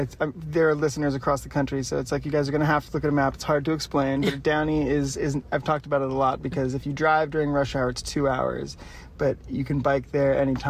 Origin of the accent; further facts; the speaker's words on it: Ireland; I'm blushing. You can tell I'm just an Irish person.